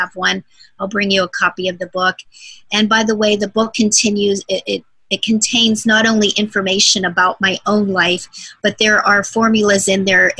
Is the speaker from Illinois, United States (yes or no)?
no; Arizona, United States; moved away as an adult; now in Hawaii, United States; I'm originally from Arizona, most of my adult life lived there.